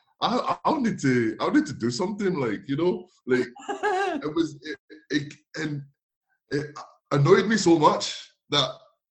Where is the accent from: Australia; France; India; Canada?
France; Nantes, Pays de la Loire; I'm from Nantes, where we play on the feet, like.